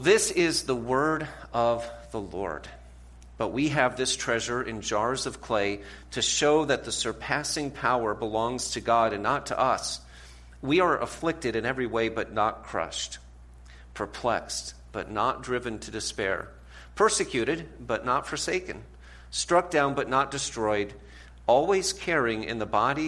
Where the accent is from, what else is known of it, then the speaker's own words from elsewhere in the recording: New England, United States; now in Ohio, United States; we live in Ohio. My wife is from Ohio, but I'm from New England.